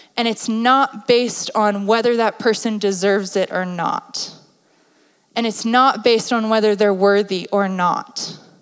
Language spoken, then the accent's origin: English; East Coast, United States; My family is blunt, we're from the East Coast.